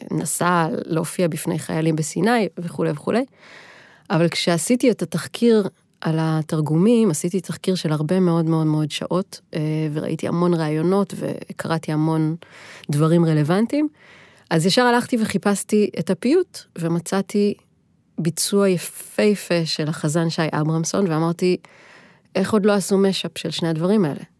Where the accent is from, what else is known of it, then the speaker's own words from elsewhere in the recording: Nazareth Illit, Northern District, Israel; born there; לא, לא, נצרת עילית, אני לא נולדתי בנוף הגליל.